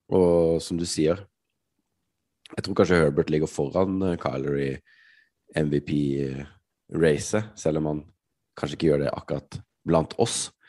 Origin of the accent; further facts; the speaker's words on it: Norway; vi kom fra Norge